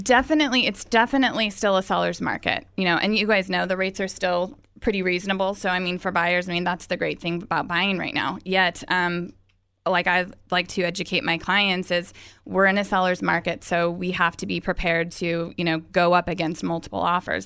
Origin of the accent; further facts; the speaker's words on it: Visalia, California, United States; moved away as an adult; also born or lived in San Diego, California; I am actually from Visalia, California, um, born and raised